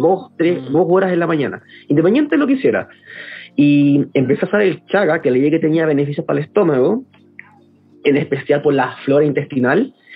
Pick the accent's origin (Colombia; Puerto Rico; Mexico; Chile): Chile; Santiago, Santiago Metropolitan Region; nací y crecí en Santiago de la, de la región metropolitana